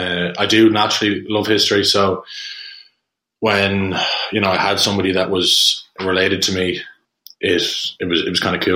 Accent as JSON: {"language": "English", "town": "Dublin", "region": "Leinster", "country": "Ireland", "tie": "born or raised there", "said": "I grew up in St. Helens Wood, so it's quite close to where I live now in Booterstown. It was kind of the perfect place to grow up for a few boisterous brothers, which was what we were"}